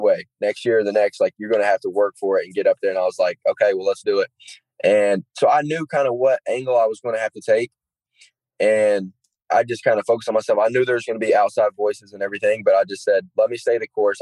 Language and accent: English; Gate City, Virginia, United States; moved away; I'm not the kid from Gate City anymore